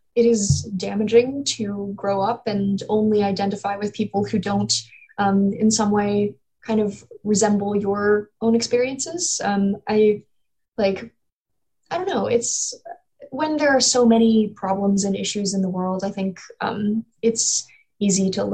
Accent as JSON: {"language": "English", "region": "North Carolina", "country": "United States", "tie": "born or raised there", "also_born_or_lived": "Ohio", "said": "I was born in Ohio, raised in North Carolina"}